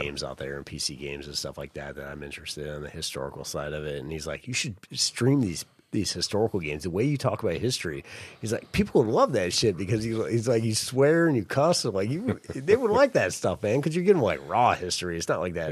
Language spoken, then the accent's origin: English; the North, United States; I grew up in the North and I grew up in that mentality